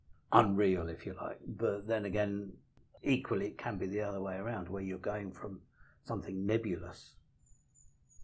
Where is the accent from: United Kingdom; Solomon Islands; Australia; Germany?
United Kingdom; Carshalton, London; moved away; also born or lived in Sutton / Rye, East Sussex; I was brought up originally in Carshalton, Surrey